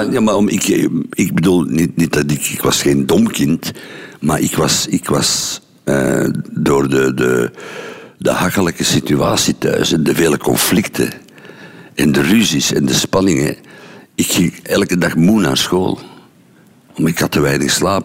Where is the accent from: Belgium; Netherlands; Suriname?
Belgium; Mechelen, Flanders; moved away as an adult; ben ik ook gevlucht uit Mechelen